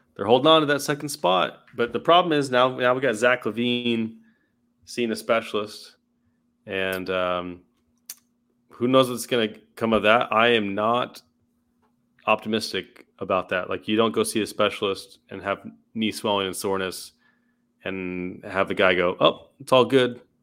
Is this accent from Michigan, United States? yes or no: no; Southern California, United States; some music I kinda grew up with, uh, 'cause I'm from Southern California